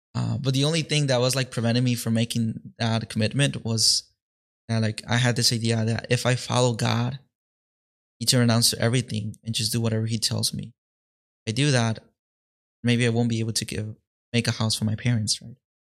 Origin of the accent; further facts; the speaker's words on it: Mexico; now in Detroit, United States; though I was born here in Detroit, I actually grew up in Mexico